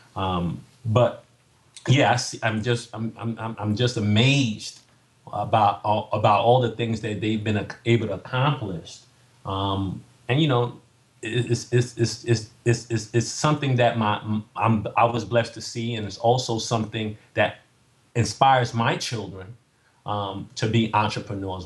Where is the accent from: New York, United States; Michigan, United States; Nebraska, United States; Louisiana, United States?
New York, United States; New York City; I'm from Staten Island, New York